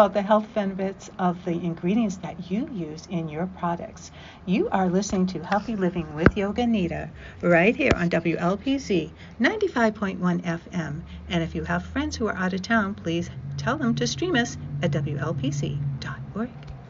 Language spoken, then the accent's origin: English; India; born there; I was born in India too.